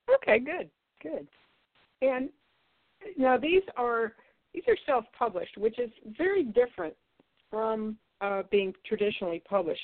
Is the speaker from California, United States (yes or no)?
no; Ohio, United States; I'm from Ohio